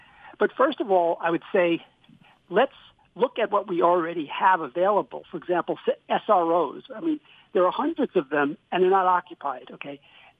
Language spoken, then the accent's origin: English; New York City, New York, United States; moved away; I grew up in New York City